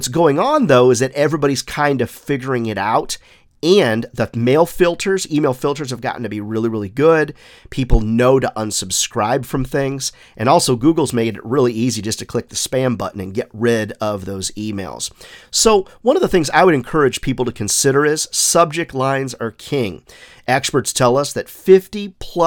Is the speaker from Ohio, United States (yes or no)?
no; South Carolina, United States; my home state here of South Carolina